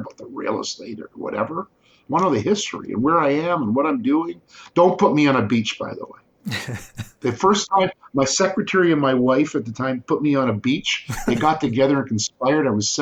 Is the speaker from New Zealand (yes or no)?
no; Guelph, Ontario, Canada; I grew up in Guelph when it was only 30,000-35,000 population.